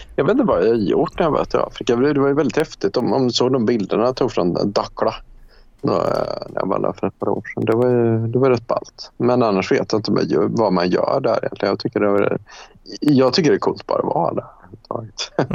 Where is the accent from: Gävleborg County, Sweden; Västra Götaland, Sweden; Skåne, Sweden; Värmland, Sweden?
Värmland, Sweden; moved away; also born or lived in Denmark; när jag växte upp alltså, i, i Värmland